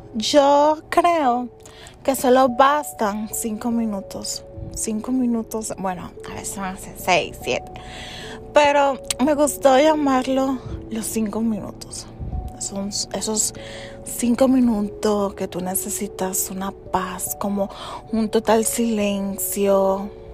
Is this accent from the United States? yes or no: yes; United States; soy de origen dominicano. Nací en, Estados Unidos. Vivo actualmente en los Estados Unidos.